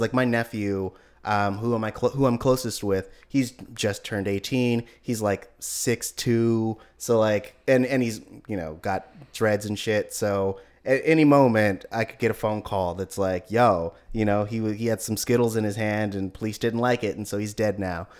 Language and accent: English; Oakland, California, United States; I'm from Oakland